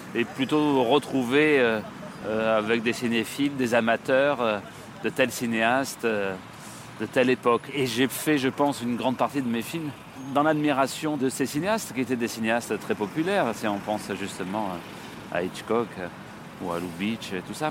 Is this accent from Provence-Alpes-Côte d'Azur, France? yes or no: yes; Marseille, Provence-Alpes-Côte d'Azur, France; moved away as an adult; also born or lived in Paris; je suis un provincial, un Marseillais qui est monté à Paris. Pour faire du, cinéma, je suis monté, je devais avoir 19-20 ans